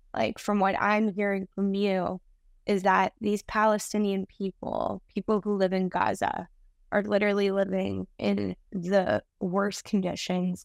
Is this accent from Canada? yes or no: yes; Canada; I'm from Canada